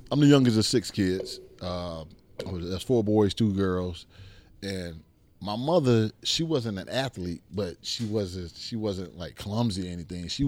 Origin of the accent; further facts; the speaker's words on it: Miami, Florida, United States; growing up in Liberty City, man. Growing up in the hood, you know, I was raised by both of my parents.